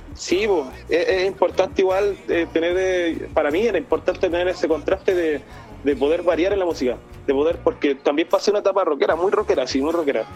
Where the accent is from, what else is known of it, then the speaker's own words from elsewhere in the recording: Ovalle, Coquimbo, Chile; soy originario de Valle, aquí nací, aquí crecí